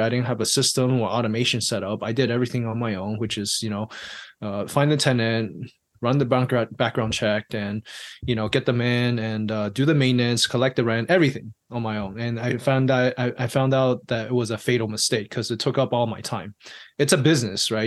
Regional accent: Taiwan; moved away; also born or lived in I'm originally from Taiwan.; I was born and raised in Taiwan

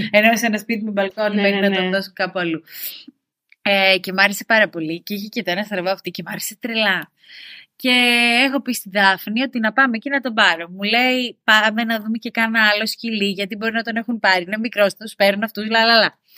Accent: Syros, South Aegean, Greece; moved away as an adult; now in Athens, Greece; όταν έφυγα από τη Σύρα ε, και ήρθα στην Αθήνα και έπιασα την πρώτη μου δουλειά, αποφάσισα ότι θέλω σκύλο.

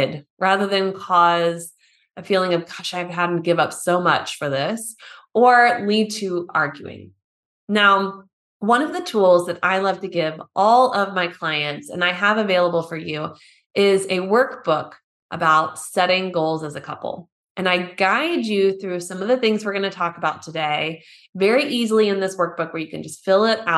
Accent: United States; now in Germany

